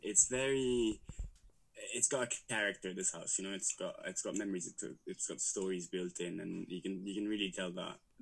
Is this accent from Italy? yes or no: yes; Rome, Lazio, Italy; moved away as an adult; also born or lived in London; I grew up in Rome